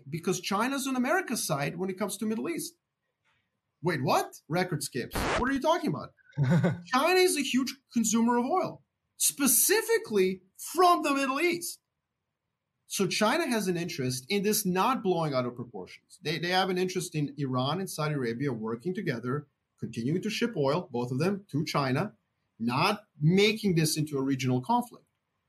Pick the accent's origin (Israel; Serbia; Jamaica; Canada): Serbia; I'm from Serbia